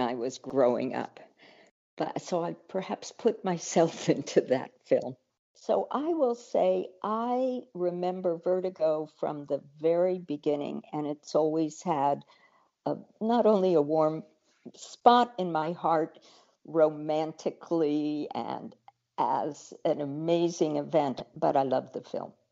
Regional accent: San Francisco, California, United States; I grew up in San Francisco

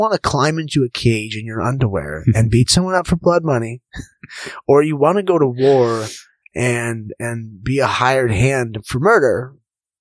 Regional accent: Orange County, California, United States; also born or lived in Newport Beach; growing up in Orange County

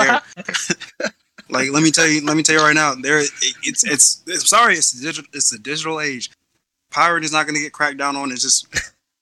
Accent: Norfolk, Virginia, United States; I was born in Norfolk

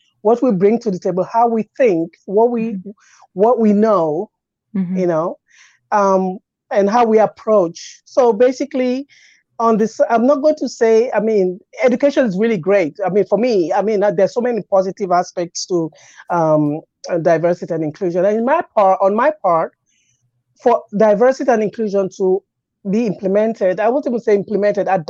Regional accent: England, United Kingdom; moved away as an adult; now in Windsor, Canada; I was born and raised in England, but I was raised also on cultural backgrounds as well.

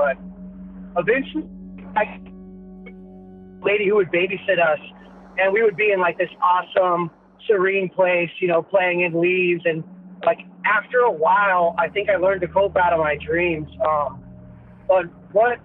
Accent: San Diego, California, United States; from San Diego, right here in California

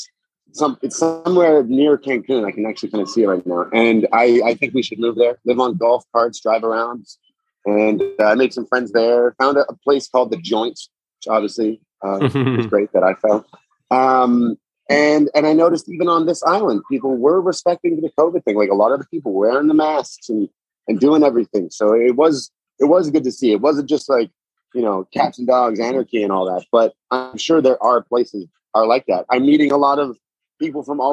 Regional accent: Toronto, Ontario, Canada; I'm Canadian. I'm from Toronto

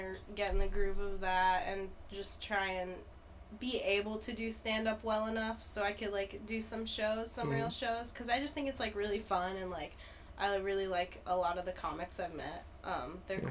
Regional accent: Columbus, Ohio, United States; I grew up in Columbus, Ohio

